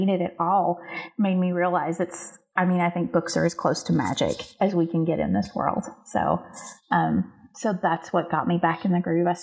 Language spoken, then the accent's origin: English; the South, United States; I grew up in a tiny little southern town